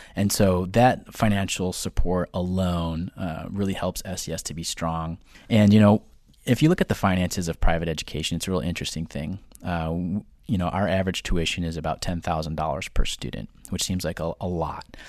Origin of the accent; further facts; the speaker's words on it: near Detroit, Michigan, United States; moved away as an adult; also born or lived in Tulsa, Oklahoma; now in Long Island, United States; I'm originally from, uh, little city just outside of Detroit, Michigan. I grew up there